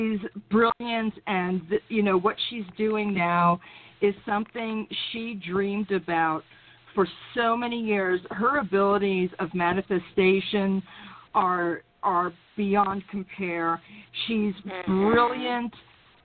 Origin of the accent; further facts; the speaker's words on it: New York City, New York, United States; also born or lived in Brooklyn, New York; now in North Carolina, United States; I was born in Brooklyn, raised in Queens